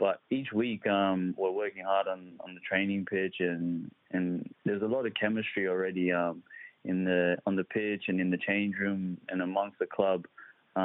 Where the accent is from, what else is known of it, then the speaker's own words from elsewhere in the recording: Adelaide, South Australia, Australia; moved away as an adult; also born or lived in Nairobi, Kenya / Melbourne / Sydney / Greece; now in Perth, Australia; I was born in Kenya and then migrated here with my family in 1999, so I was about 4 years old. And we moved to Adelaide, actually. I grew up in Adelaide